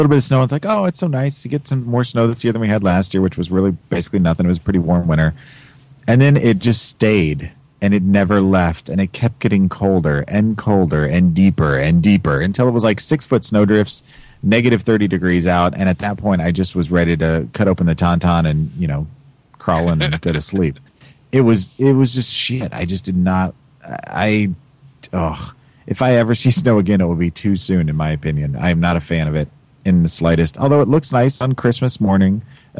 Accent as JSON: {"language": "English", "region": "Missouri", "country": "United States", "tie": "born or raised there", "also_born_or_lived": "Illinois / Colorado / Kansas City", "said": "Being born and raised in Missouri and then moving to Illinois and then moving to Colorado and then moving back to Illinois, Kansas City in there too again."}